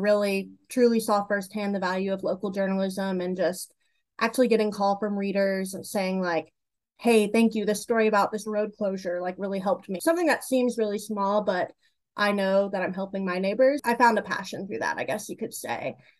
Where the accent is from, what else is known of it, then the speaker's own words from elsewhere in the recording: Rock Hill, South Carolina, United States; moved away as an adult; now in Charlotte, United States; So I grew up in Rock Hill, South Carolina, so a suburb of Charlotte where I actually report now, and have lived and worked in South Carolina my whole career until I joined The Observer in May of this year.